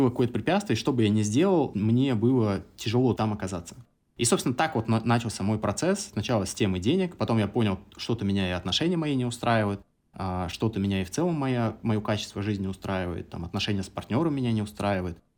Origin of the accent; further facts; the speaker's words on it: Samara Oblast, Russia; moved away; also born or lived in Kazakhstan / Moscow; Я родился э, в Казахстане. Я третий ребенок в семье, самый младший. И когда мне было пять, мои родители переехали в Самарскую область, 40 километров от Самары город.